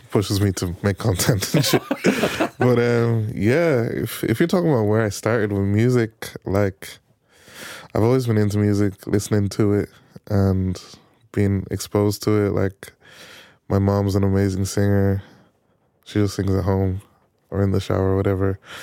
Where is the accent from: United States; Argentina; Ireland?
Ireland; Navan, Leinster; I'm I'm from Navan